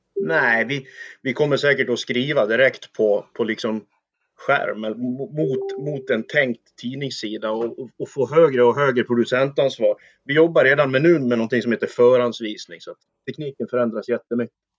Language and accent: Swedish; Dalarna County, Sweden; inhopp på lokaltidningen där jag kommer ifrån